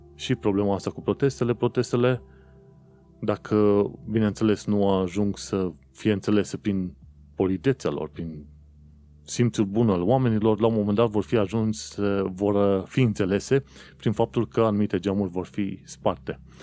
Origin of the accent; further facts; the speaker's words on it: Romania; eu sunt român